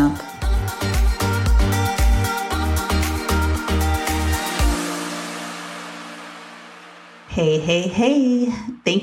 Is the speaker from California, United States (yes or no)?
yes; Grover Beach, California, United States; also born or lived in Santa Maria, California; I was born in Santa Maria, California, and moved to a small little beach town called Grover City, California. It's now called Grover Beach